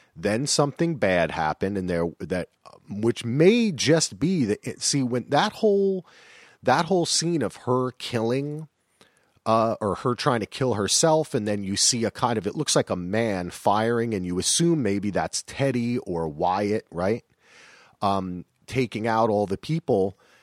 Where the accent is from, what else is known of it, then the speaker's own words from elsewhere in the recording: New Jersey, United States; I'm from Jersey